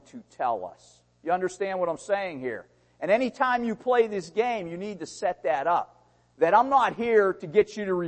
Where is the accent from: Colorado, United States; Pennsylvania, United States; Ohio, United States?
Pennsylvania, United States; Pittsburgh; I was born in Pittsburgh, Pennsylvania.